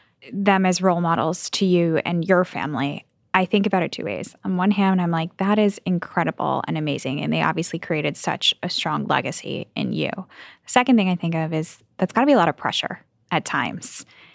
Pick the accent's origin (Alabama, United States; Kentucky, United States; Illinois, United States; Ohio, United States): Illinois, United States; Chicago; I'm from Chicago